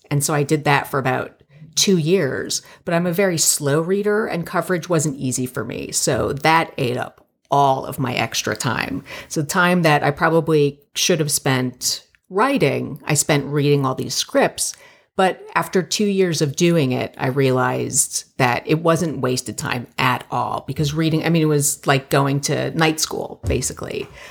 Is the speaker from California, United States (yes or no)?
no; Plantation, Florida, United States; moved away as an adult; also born or lived in New York / Miami; now in Los Angeles, United States; I'm from Plantation, Florida, and it's a very suburban, very Jewish neighborhood. And I grew up there